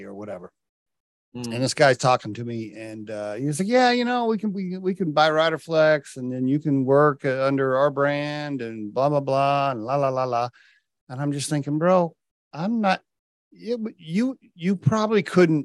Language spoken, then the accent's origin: English; Oklahoma, United States; moved away; also born or lived in Connecticut / New York; I grew up in Oklahoma